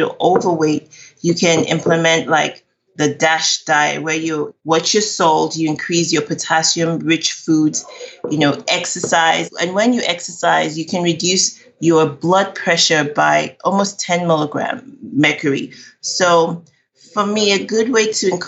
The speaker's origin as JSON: {"language": "English", "country": "Nigeria", "moved": "yes", "lives_now": "Texas, United States", "said": "I'm Nigerian"}